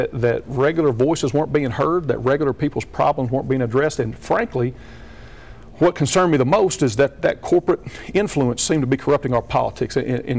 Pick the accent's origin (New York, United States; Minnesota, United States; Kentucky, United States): Kentucky, United States; Fleming County; I'm from Fleming County. I grew up on a farm there in Fleming County. My mom and dad still live on that farm. My sister and her husband live on the other end of it out on T Run